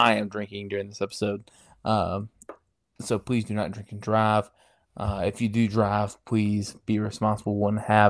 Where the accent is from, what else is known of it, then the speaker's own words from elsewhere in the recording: Mississippi, United States; where I'm from. I hope. Good old Mississippi.